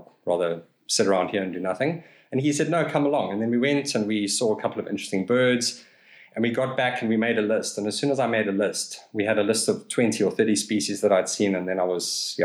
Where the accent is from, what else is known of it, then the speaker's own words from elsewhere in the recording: Pietermaritzburg, KwaZulu-Natal, South Africa; moved away as an adult; also born or lived in Pretoria; now in Cape Town, South Africa; I'm also a KZN boy, actually, born and raised in Pietermaritzburg.